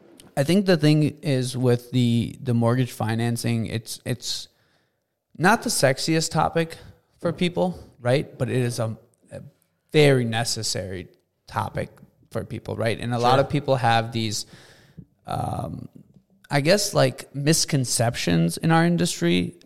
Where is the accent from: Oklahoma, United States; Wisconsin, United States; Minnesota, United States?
Minnesota, United States; Minneapolis; So we grew up in Cedar Riverside